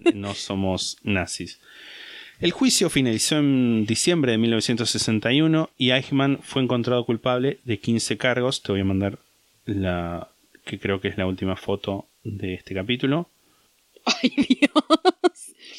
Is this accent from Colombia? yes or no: no; Argentina